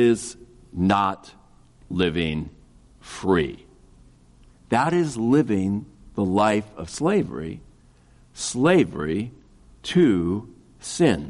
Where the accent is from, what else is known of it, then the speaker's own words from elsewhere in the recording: Kansas City, United States; I grew up in Kansas City